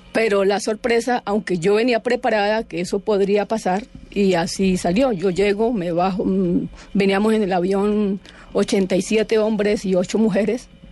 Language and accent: Spanish; Palestina, Huila, Colombia; Yo soy de Palestina, yo nací en, en Palestina, Huila